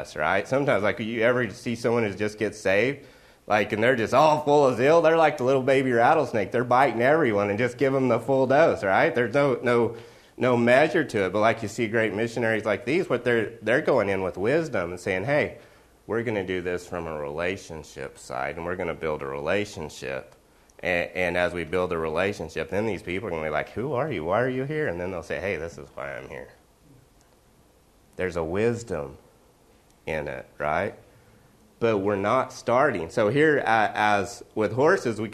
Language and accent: English; Oklahoma, United States; Growing up in Oklahoma